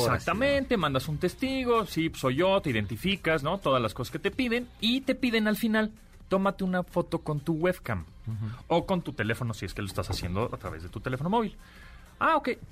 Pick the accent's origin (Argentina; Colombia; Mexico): Mexico